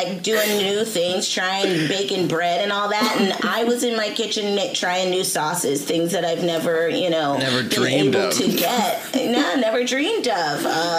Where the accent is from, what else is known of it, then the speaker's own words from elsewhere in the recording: Seattle, Washington, United States; I'm from Seattle.